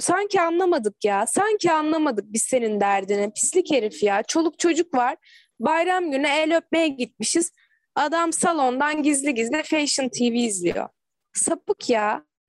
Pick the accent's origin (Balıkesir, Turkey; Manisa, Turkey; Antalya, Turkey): Manisa, Turkey; Akhisar; born or raised there